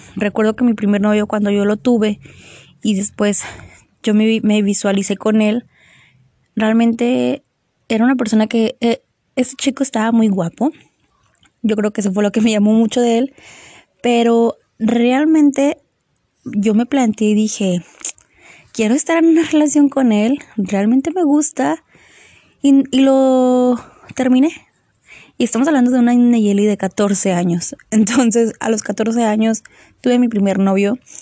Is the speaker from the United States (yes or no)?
no; Mexico; como buen mexicano